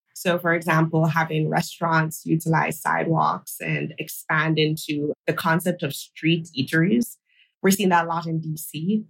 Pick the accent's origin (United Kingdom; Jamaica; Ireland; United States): Jamaica; Kingston; my hometown in Kingston, Jamaica